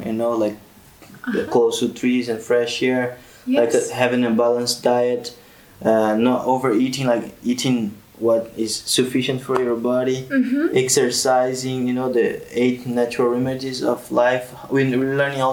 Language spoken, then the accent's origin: English; Brazil; now in Tunisia; I'm from Brazil